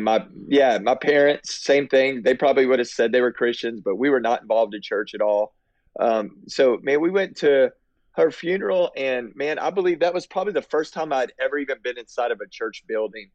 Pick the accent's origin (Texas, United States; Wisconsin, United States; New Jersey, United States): Texas, United States; I grew up in Texas and been in Texas my whole life